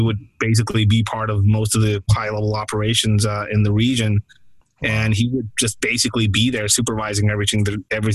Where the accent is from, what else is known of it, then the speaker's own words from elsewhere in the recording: Tijuana, Baja California, Mexico; my hometown of Tijuana